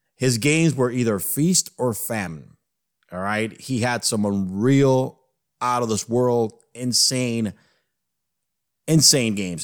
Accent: New York, United States; growing up in the East Coast, growing up in New York

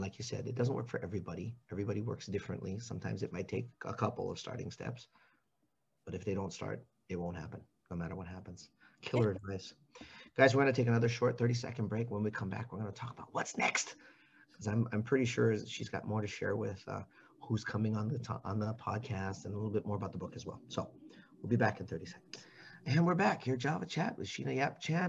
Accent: Hawaii, United States; my friends, the ones that I grew up with in Hawaii

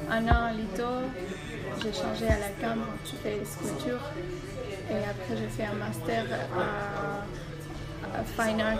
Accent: Caracas, Capital District, Venezuela; moved away as an adult; now in Belgium; Alors, on, vient de Venezuela, de Caracas précisément. Et ça fait 8 ans, plus ou moins, qu'on est en Belgique.

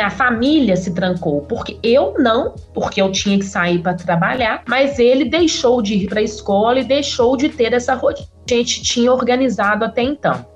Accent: Nova Lima, Minas Gerais, Brazil; Fui criada em Nova Lima. Apesar de ser próximo à capital de Belo Horizonte

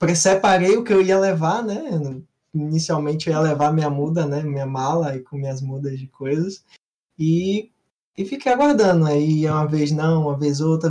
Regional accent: Bahia, Brazil; Sou aqui da, da Bahia

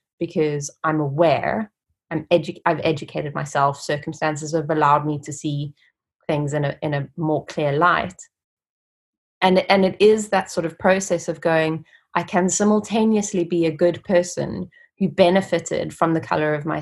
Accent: South Africa; moved away as an adult; now in United Kingdom; I grew up in South Africa and I attended a really good university, Rhodes University

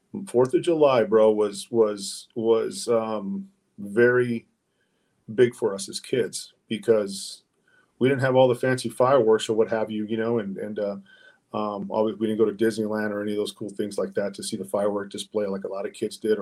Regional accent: Mexico; English is a second language; Yeah, I was an ESL student, man. I was the whitest Mexican in class, man. You know, I couldn't speak English, man, you know, and I had a hard time pronouncing words.

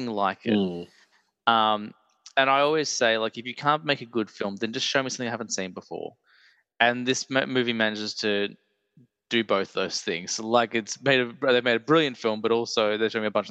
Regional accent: Australia; an Australian movie podcaster

